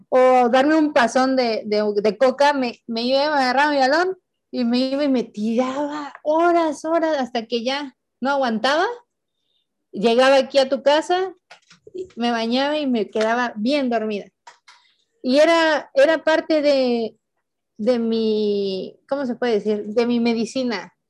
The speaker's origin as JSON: {"language": "Spanish", "town": "Tehuacán", "region": "Puebla", "country": "Mexico", "tie": "born or raised there", "moved": "as an adult", "said": "Tehuacán eh, en ese tiempo, pues era yo le digo mi pueblito bicicletero, ahorita ya es mi ciudad bicicletera"}